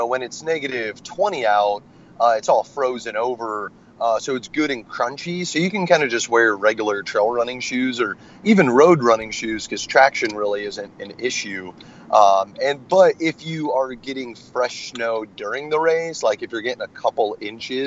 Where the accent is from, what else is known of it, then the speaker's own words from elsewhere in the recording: Raymond, Iowa, United States; moved away as an adult; also born or lived in Tacoma, Washington; now in Washington, United States; I grew up in Raymond